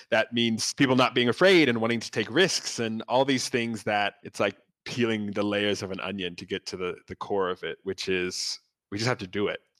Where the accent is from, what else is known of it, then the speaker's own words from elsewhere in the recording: New York, United States; I'm a producer from New York coming to South Africa.